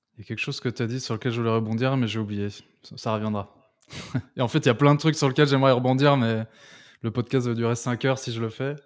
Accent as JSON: {"language": "French", "country": "France", "said": "en tant que Français"}